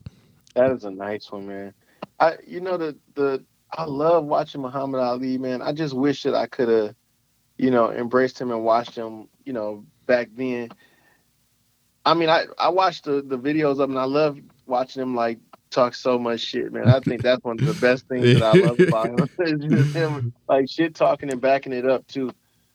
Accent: Detroit, Michigan, United States; I hate that we're from Detroit.

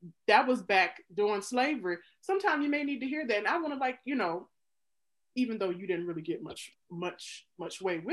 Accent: Mississippi, United States; moved away as an adult; now in Chicago, United States; I grew up in Mississippi, the state that had the most African Americans move from it during the Great Migration.

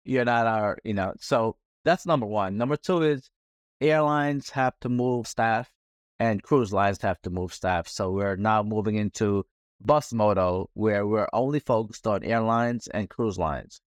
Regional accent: New York City, New York, United States; being a New Yorker

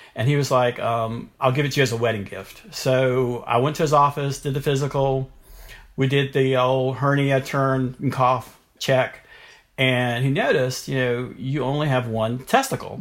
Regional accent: North Carolina, United States; I grew up in North Carolina

